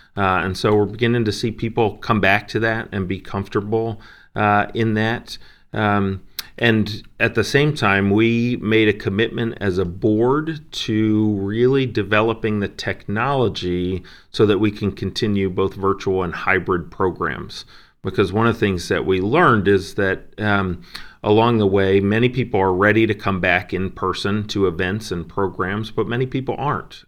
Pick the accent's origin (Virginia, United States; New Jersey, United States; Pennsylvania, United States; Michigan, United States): New Jersey, United States; Ocean Grove; also born or lived in Princeton, New Jersey; We moved uh, when I was five, and then spent most of my childhood and adolescence at the Jersey Shore in Ocean Grove